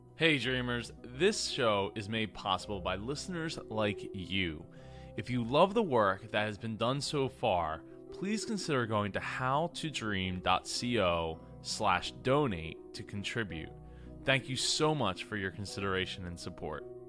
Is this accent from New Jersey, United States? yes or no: yes; New Jersey, United States